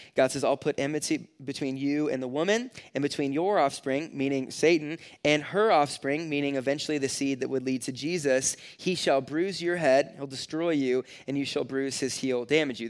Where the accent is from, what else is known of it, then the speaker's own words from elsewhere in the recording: California, United States; now in Nebraska, United States; I grew up in California where you can't, like, personally light off fireworks. So when I moved to Nebraska